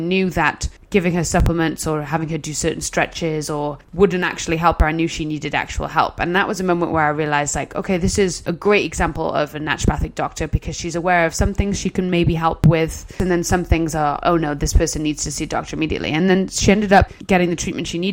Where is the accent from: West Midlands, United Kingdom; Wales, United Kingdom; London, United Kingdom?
Wales, United Kingdom; I am not one of those Welsh people